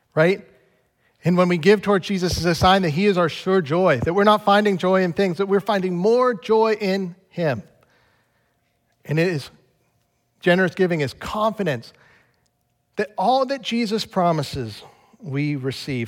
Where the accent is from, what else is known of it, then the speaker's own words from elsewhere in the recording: United States; I'm an American